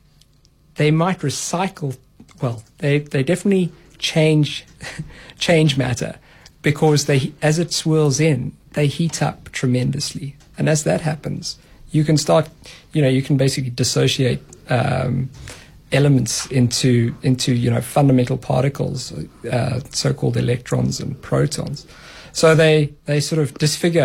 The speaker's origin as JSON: {"language": "English", "region": "Free State", "country": "South Africa", "tie": "born or raised there", "said": "I grew up in the Free State."}